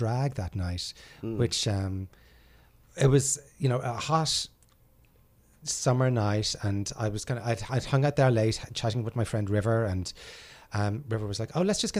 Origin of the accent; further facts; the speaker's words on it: Ireland; moved away as an adult; now in New York, United States; when I was a kid growing up in Ireland